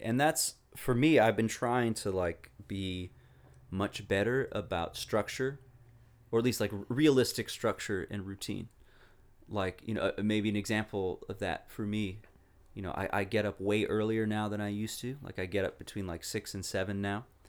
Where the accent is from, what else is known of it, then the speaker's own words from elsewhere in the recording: Walla Walla, Washington, United States; moved away as an adult; also born or lived in East Coast; my hometown of Walla Walla, Washington. I really, I really love the place. I love growing up there.